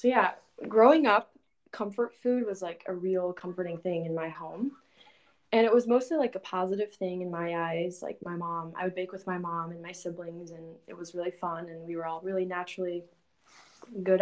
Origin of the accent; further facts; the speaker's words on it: Houston, Texas, United States; moved away as an adult; now in Minnesota, United States; I'm from Texas, from Houston, Texas, but I have been living in Minnesota for the past 5 years because I moved up here for college.